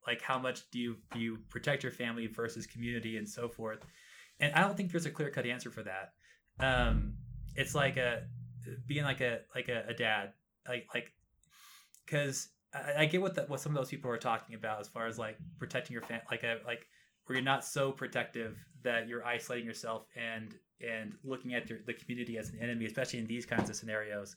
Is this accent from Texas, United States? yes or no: yes; Texas, United States; moved away; I was born and raised in Texas